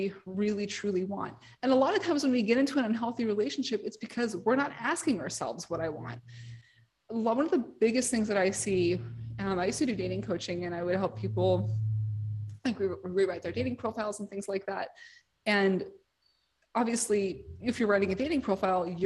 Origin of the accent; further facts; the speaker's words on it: New York City, New York, United States; I'm from New York City